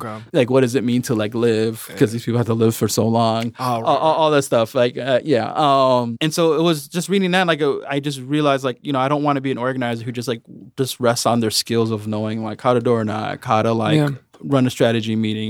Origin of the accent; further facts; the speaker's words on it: Chicago, Illinois, United States; I went to Edgebrook School. It's on the northwest side of Chicago. And it's not like selective enrollment, it's a neighborhood school.